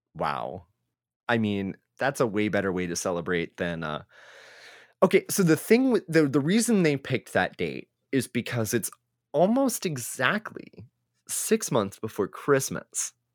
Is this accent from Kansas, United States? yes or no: no; Texas, United States; as a Texan